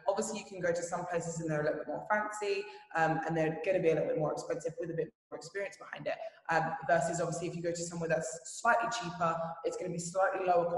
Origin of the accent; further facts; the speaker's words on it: Brighton, South East England, United Kingdom; moved away as an adult; now in Dubai, United Arab Emirates; my gym in Brighton